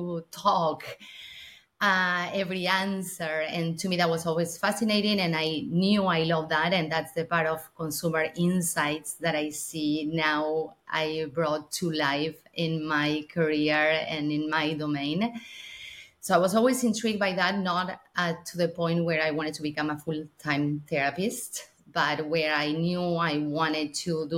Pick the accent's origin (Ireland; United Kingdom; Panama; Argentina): Argentina; now in United States; I'm originally from Argentina.